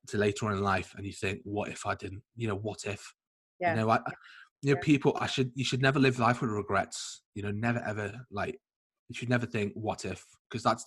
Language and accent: English; Liverpool, North West England, United Kingdom; also born or lived in Leeds; I'm from Liverpool